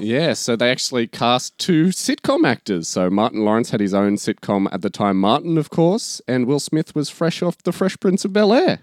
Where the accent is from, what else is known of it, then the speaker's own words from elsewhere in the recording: Australia; since we're Australian